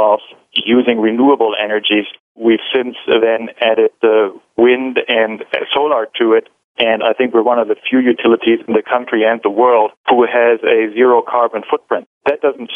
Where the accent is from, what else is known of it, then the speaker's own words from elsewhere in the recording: Germany; now in Seattle, United States; I'm the CIO here at Seattle City Light, but I'm originally from Germany